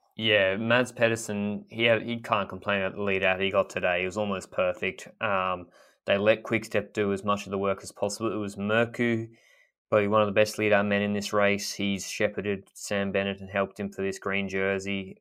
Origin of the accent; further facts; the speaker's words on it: Australia; I'm coming at this as an Australian who didn't really grow up watching cycling the same way that maybe people in Europe did